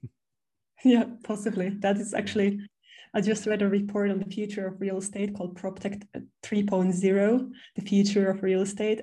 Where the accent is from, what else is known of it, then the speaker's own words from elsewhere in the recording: Finland; I have two apartments now in my hometown in Finland